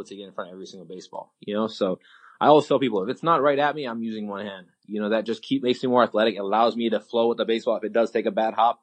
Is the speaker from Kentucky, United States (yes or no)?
no; Hawaii, United States; I'm from Hawaii, just like Florida. We're sunny all the time